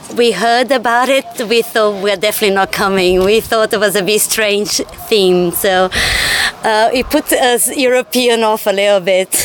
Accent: Brazil; now in London, United Kingdom; I'm from Brazil, but live in London.

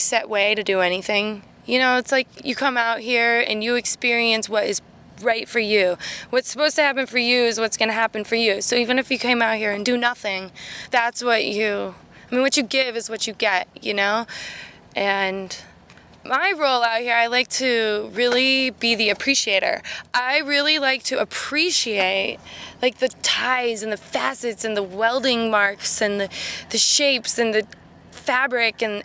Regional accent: West Coast, United States; now in Boston, United States; I grew up on the West Coast. I'm a West Coast girl through and through

